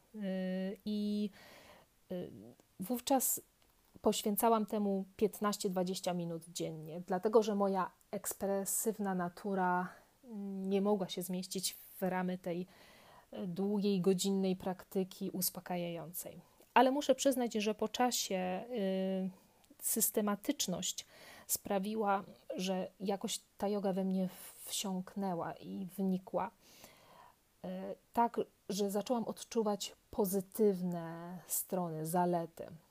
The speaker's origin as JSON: {"language": "Polish", "area": "near Kraków", "region": "Lesser Poland", "country": "Poland", "tie": "born or raised there", "also_born_or_lived": "Łódź, Poland", "moved": "as an adult", "lives_now": "Paris, France", "said": "urodziłam się w Polsce, całkiem niedaleko Krakowa, e, w takiej małej miejscowości. Swoją edukację tam skończyłam"}